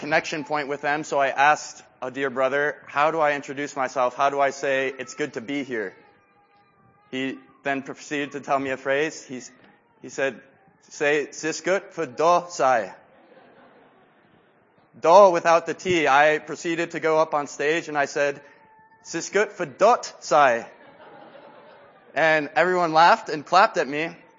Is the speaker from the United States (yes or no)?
no; Quito, Pichincha, Ecuador; moved away as an adult; I was born and raised in Quito, Ecuador, and I spent 18 years there. And I grew up in Rachel Saint's house.